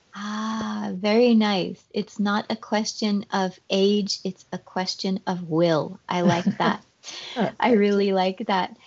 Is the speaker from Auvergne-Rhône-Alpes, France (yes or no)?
no; Paris, Île-de-France, France; first language French; English is a second language; I am uh, from Paris, or close to Paris